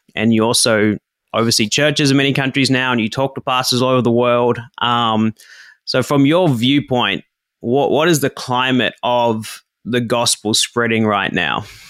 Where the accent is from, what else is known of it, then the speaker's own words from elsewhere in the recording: New Zealand; now in Japan; I grew up in New Zealand